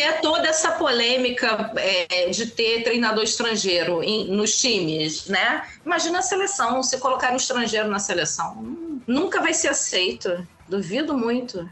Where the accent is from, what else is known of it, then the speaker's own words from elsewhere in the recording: Rio de Janeiro, Brazil; eu sou carioca e flamenguista